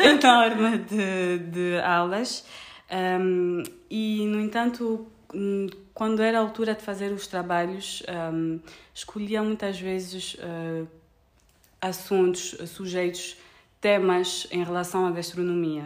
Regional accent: Paris, Île-de-France, France; Portuguese is a second language; also born or lived in Luanda, Angola; now in Portugal; sou francesa e angolana, cresci entre Paris e Luanda

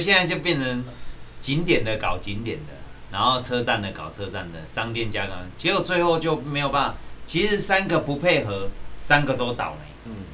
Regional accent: Taiwan; 我们台湾

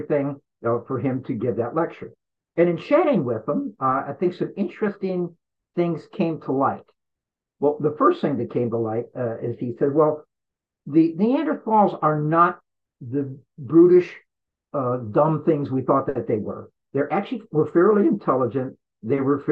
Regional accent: Florida, United States; my home state of Florida

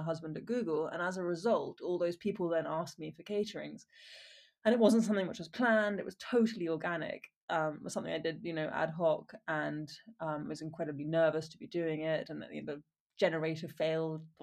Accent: Wiltshire, South West England, United Kingdom; also born or lived in Oxford / Exeter / Ballymaloe, Ireland; I grew up in Wiltshire in England and I went to school in Oxford and Exeter.

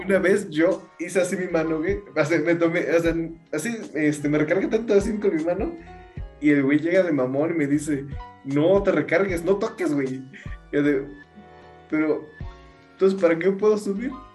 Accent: Mexico; yo soy mexicano

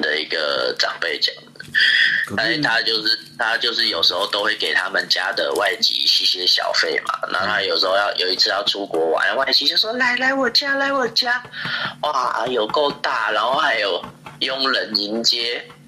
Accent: Taiwan; 我们台湾 很怪，比较不会同情自己人。

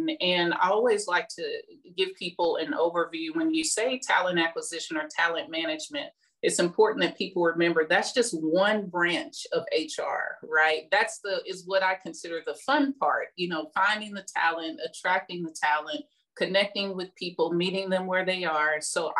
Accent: Midwest, United States; Well, I am really from the Midwest.

